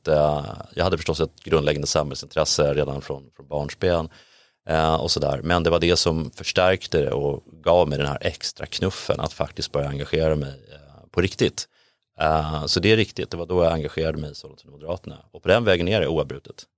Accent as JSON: {"language": "Swedish", "town": "Täby", "region": "Stockholm County", "country": "Sweden", "tie": "born or raised there", "moved": "as an adult", "lives_now": "Sollentuna, Sweden", "said": "Jag växte upp i Täby"}